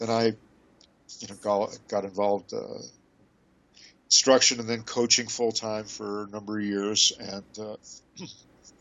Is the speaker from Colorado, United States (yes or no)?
yes; Colorado, United States; I grew up in Colorado